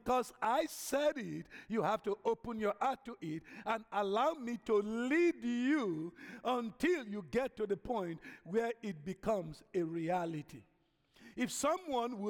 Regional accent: Nigeria; moved away as an adult; now in United States; originally, I'm an African from Nigeria. Okay, I've been here now going to almost 40 years.

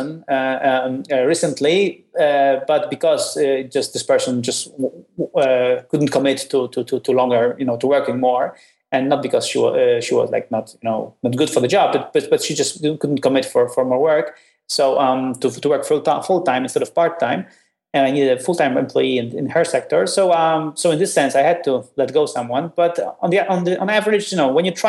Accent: Poland; I'm from Poland

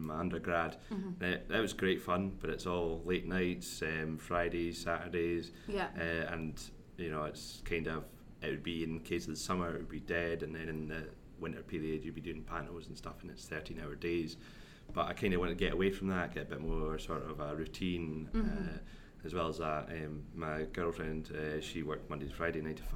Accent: Stirling, Scotland, United Kingdom; I come from Stirling in Scotland, so middle central belt between Glasgow and Edinburgh

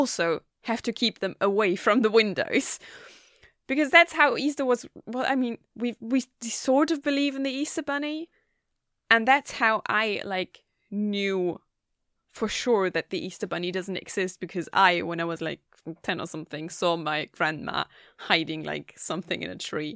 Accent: Germany; now in Gothenburg, Sweden; I'm from Germany.

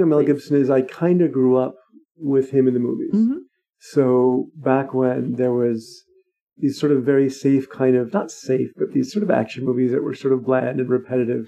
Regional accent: Scotland, United Kingdom; as a Scottish person

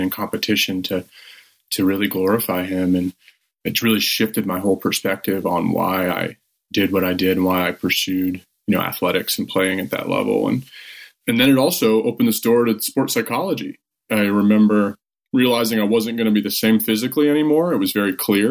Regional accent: Northwest Ohio, United States; I grew up in Northwest Ohio

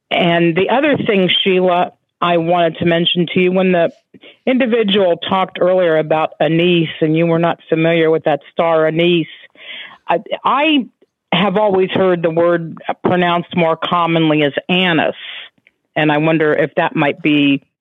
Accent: Columbus, Ohio, United States; I'm from Columbus, Ohio, mm-hmm.

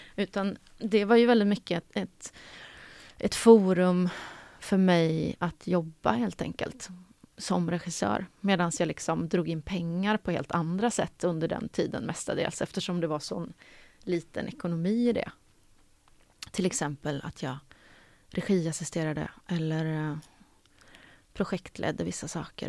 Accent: Karlstad, Värmland, Sweden; moved away as an adult; Jag är uppvuxen i Karlstad i Värmland

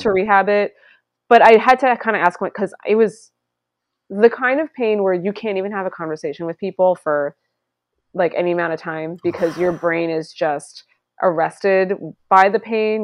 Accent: Long Island, New York, United States; I grew up on Long Island

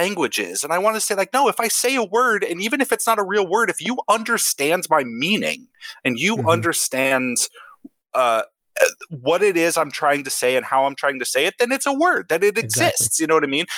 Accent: Wyoming, United States; growing up in Wyoming. Everything we got like 5 years later than the rest of the world got

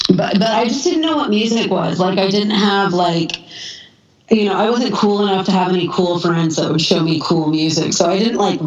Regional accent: Culver City, California, United States; I'm from Culver City, which is a little small city that's surrounded on all sides

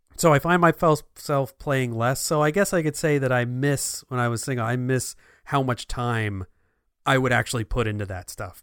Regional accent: New Jersey, United States; moved away; I'm from New Jersey

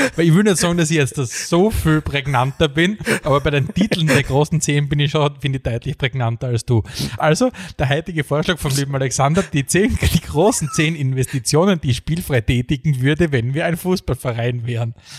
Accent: Eastern Styria, Austria; ich bin nicht aufgewachsen in der Oststeiermark und habe von Beginn an Avocados gekannt

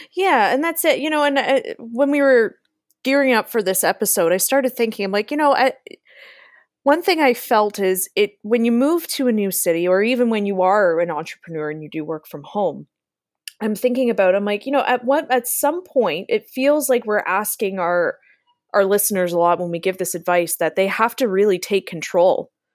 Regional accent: Niagara, Ontario, Canada; also born or lived in London, Ontario; Niagara, where I live

